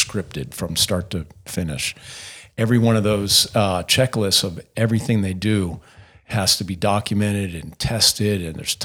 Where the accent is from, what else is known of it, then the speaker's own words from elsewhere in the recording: Pittsburgh, Pennsylvania, United States; moved away as an adult; I grew up in Pittsburgh